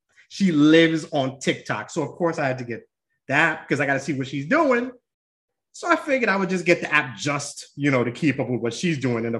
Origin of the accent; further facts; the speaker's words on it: New York, United States; also born or lived in New Jersey; now in Florida, United States; I'm a New Yorker at heart. So I miss New York.